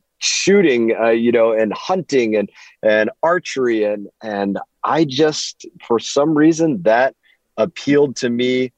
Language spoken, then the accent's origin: English; Grand Rapids, Michigan, United States; now in Florida, United States; I was born in Grand Rapids, Michigan. Very just Midwest background